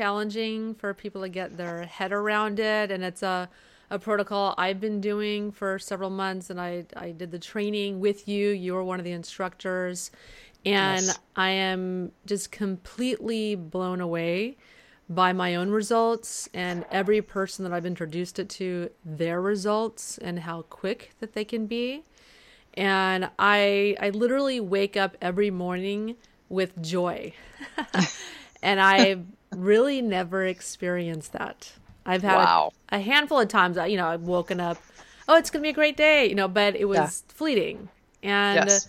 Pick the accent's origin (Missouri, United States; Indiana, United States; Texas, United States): Texas, United States; San Antonio, Texas, my home state